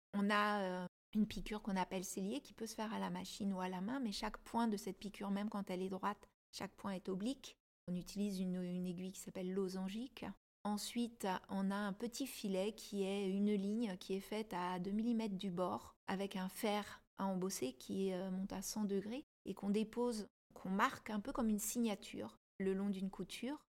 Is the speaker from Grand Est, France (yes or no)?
no; Paris, Île-de-France, France; je suis parisienne aussi